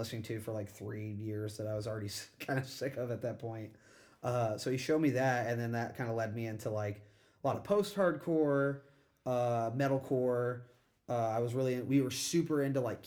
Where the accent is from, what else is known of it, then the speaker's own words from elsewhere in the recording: Hillsboro, Illinois, United States; so I went to high school in Hillsboro, Illinois.